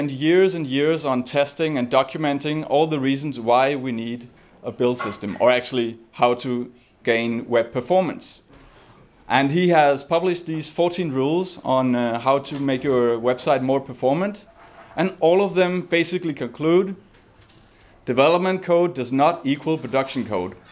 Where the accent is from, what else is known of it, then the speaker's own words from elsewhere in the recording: Copenhagen, Capital Region of Denmark, Denmark; guys, I'm, I'm …, I'm from Copenhagen, and I'm here to talk about build systems.